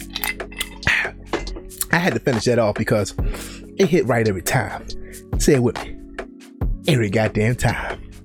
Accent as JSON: {"language": "English", "town": "Baltimore", "region": "Maryland", "country": "United States", "tie": "born or raised there", "moved": "yes", "said": "growing up in Baltimore"}